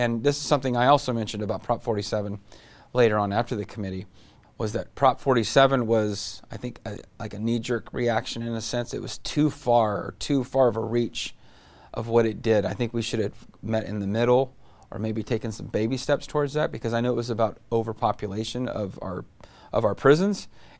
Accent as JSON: {"language": "English", "town": "Modesto", "region": "California", "country": "United States", "said": "We have a beautiful state. I'm from Modesto."}